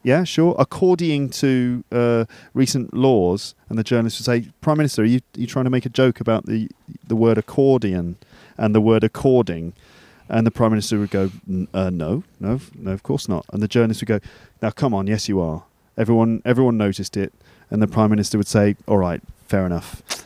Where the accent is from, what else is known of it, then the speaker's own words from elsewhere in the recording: England, United Kingdom; we're two English guys